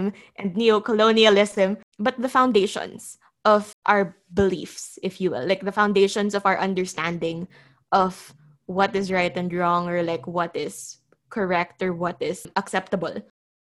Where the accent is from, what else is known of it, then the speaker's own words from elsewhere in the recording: Philippines; As a Filipino